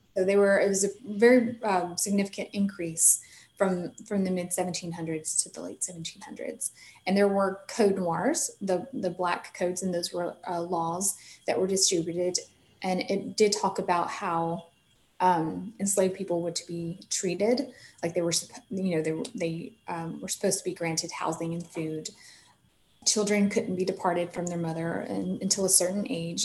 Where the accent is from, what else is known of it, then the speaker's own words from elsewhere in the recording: Tupelo, Mississippi, United States; moved away; I am originally from North Mississippi, um, very close to the Tupelo area